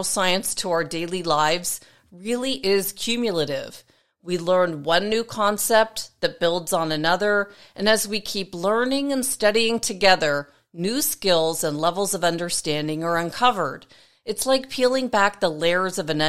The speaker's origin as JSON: {"language": "English", "town": "Toronto", "region": "Ontario", "country": "Canada", "tie": "born or raised there", "said": "my hometown in Toronto, Canada"}